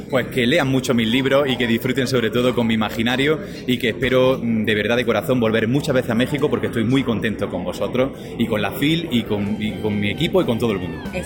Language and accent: Spanish; Almería, Andalusia, Spain; Almería es mi tierra, de donde yo vivo, mi ciudad, eh, está en el sur de España